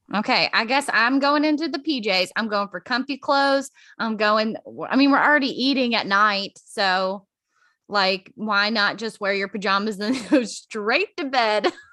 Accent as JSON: {"language": "English", "region": "Virginia", "country": "United States", "tie": "born or raised there", "said": "I'm born and raised in Virginia"}